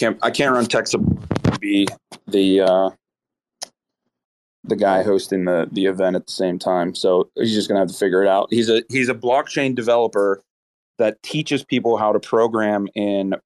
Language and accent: English; United States; we're American